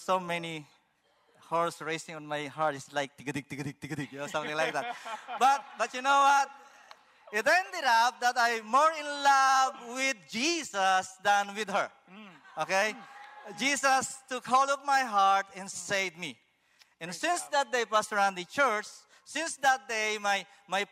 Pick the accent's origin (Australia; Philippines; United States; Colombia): Philippines; moved away as an adult; also born or lived in Manila, Philippines; now in Canada; I was born in the Philippines. I am the eldest of 10 siblings.